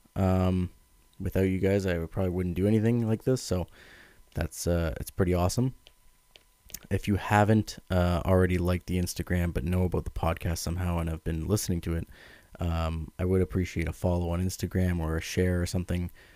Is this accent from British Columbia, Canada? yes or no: no; Ottawa, Ontario, Canada; I'm from Ottawa, Ontario, Canada